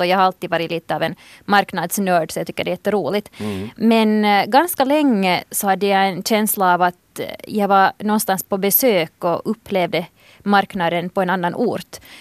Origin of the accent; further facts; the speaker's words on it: Helsinki, Uusimaa, Finland; moved away as an adult; now in Western Uusimaa, Finland; jag har vuxit upp i Helsingfors